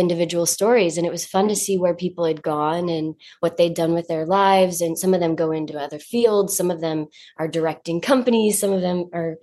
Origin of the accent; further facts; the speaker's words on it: North Carolina, United States; now in New York, United States; I'm from North Carolina